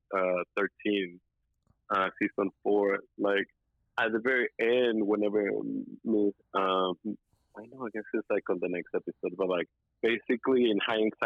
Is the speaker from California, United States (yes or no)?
no; Texas, United States; growing up in Texas